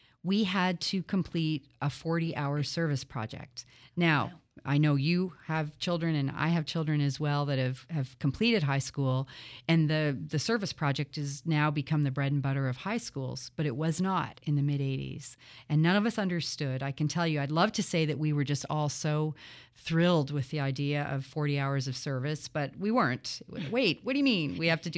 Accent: Toronto, Ontario, Canada; So as you say, I grew up in Toronto. I was born there and the oldest of three children.

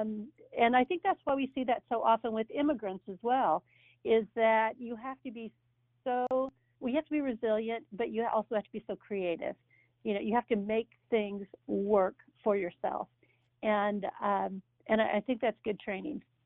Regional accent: Pittsburg, Kansas, United States; I grew up in a farm town uh, in what they would call Little Pittsburgh

